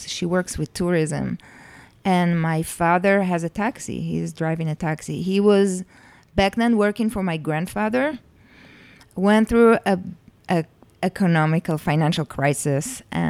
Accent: Jerusalem, Jerusalem District, Israel; In Jerusalem.

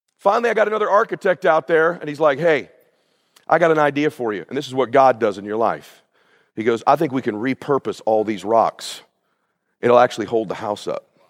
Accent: Pomona, California, United States; moved away as an adult; also born or lived in Coeur d'Alene, Idaho; now in Laguna Beach, United States; we grew up in Pomona

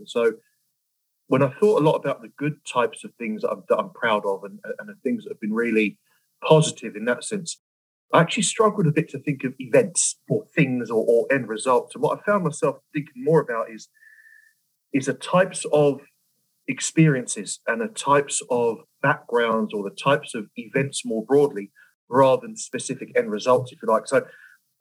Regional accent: London, United Kingdom; We grew up in West London and a very multicultural area at the time

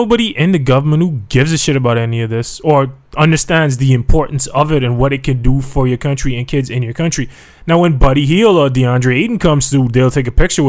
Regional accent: Jamaica; now in Bahamas; But I'm a Jamaican.

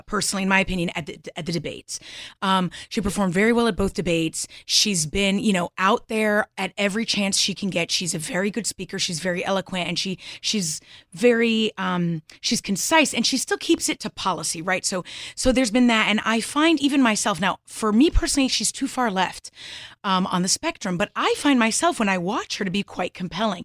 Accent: Southern Connecticut, United States; I'm from Connecticut

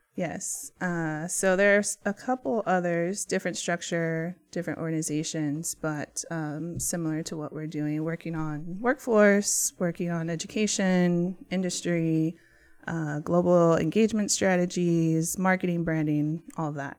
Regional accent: San Antonio, Texas, United States; moved away as an adult; also born or lived in Washington, D.C.; born and raised in San Antonio, Texas

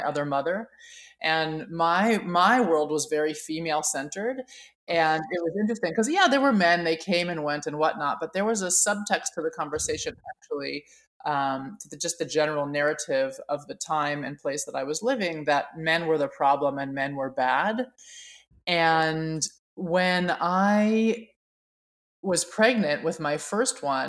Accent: Oakland, California, United States; I was raised in Oakland, California in the 70s, and it was a really exciting time to be growing up there

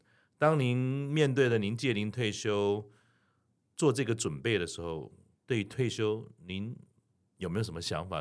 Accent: Keelung, Keelung City, Taiwan; 因为我是基隆人

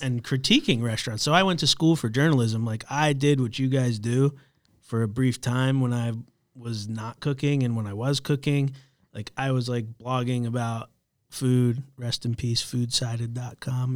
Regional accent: Florida, United States; also born or lived in New Orleans; now in Charlotte, United States; I grew up in Florida.

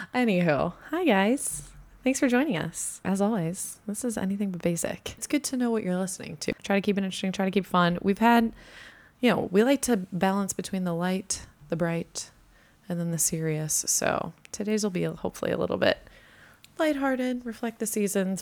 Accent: United States; also born or lived in Fort Worth / Minnesota; I, also being American

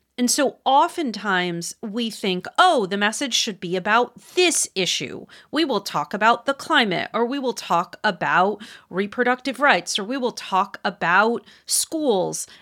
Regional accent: Wisconsin, United States; moved away; I don't live there anymore, but I'm from there, Wisconsin

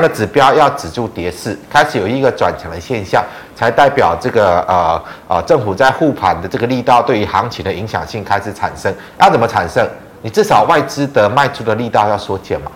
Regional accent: Taiwan; 我们是台湾人

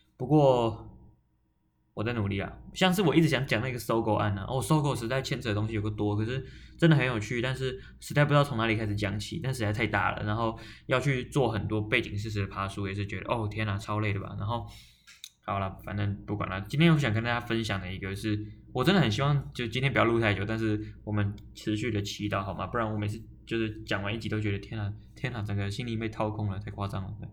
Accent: Taoyuan, Taiwan; 我是桃园人

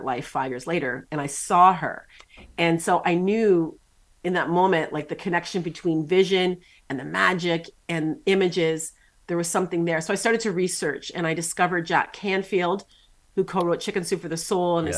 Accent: Canada; I'm Canadian

